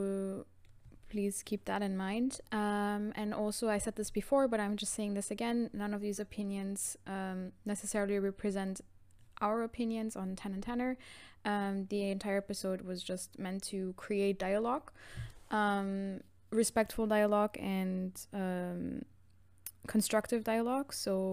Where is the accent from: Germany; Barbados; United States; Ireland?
Germany; I'm from Germany and I'm female.